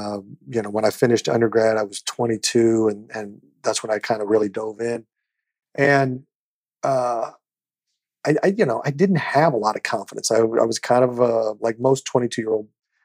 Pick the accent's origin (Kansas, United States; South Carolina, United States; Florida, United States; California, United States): Kansas, United States; Overland Park; moved away; I grew up in the Midwest. Overland Park, Kansas, to be specific. It was a little suburb of Kansas City.